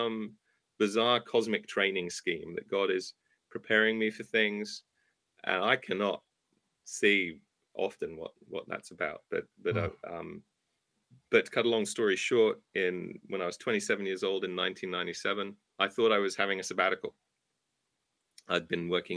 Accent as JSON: {"language": "English", "region": "England", "country": "United Kingdom", "tie": "born or raised there", "moved": "as an adult", "lives_now": "United States", "said": "you can tell I'm not from around here, right? So I started off this earthly journey in England. I'm an American citizen now."}